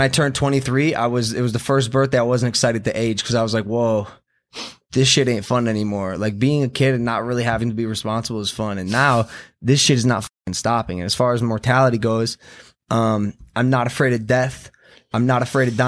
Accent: Cleveland, Ohio, United States; I was born on April Fool's Day, 3:10 a.m., Mount Cedar Sinai in Cleveland, Ohio.

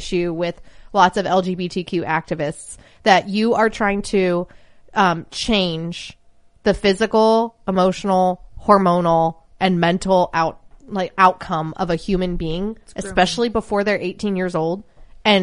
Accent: the Bible Belt, United States; I'm from the Bible Belt, and we like

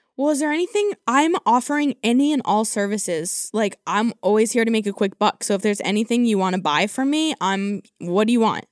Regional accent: California, United States; I'm from California

